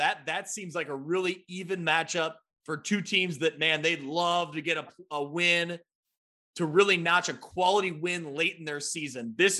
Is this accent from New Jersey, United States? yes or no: no; Ottawa, Illinois, United States; I grew up in Ottawa right along Route 6